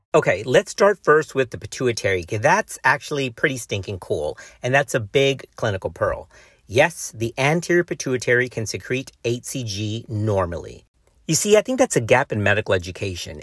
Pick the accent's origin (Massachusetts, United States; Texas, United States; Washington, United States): Texas, United States